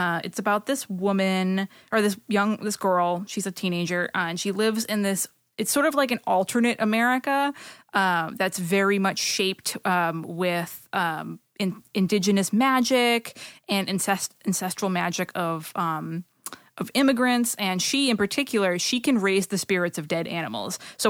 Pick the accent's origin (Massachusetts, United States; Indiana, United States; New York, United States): Massachusetts, United States; Boston; It's tough because you're from Texas and I'm from Boston, so we're probably never pronouncing anything correctly.